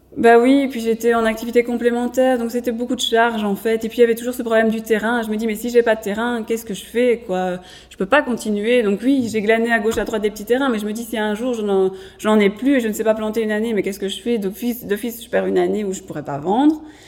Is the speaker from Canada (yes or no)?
no; Mons, Wallonia, Belgium; je suis de Montoise à la base